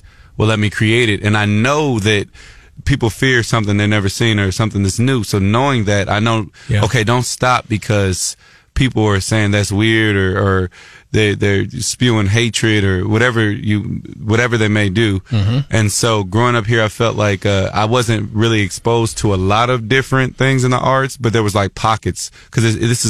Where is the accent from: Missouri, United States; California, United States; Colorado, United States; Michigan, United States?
Missouri, United States; Columbia; I grew up in Columbia, Missouri, which is here